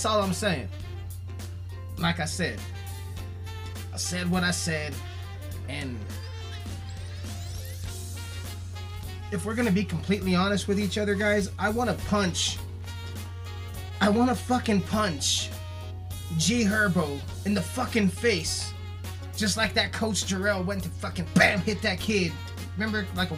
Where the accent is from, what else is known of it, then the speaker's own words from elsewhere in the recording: Colorado, United States; I'm from Colorado, y'all. Plus, I'm fucking Hispanic. And I'm from a very small town.